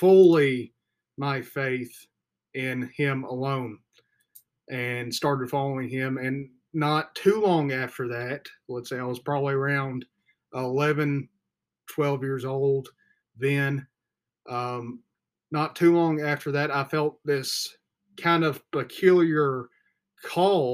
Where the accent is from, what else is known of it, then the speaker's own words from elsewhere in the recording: the Bible Belt, United States; I grew up in the Bible Belt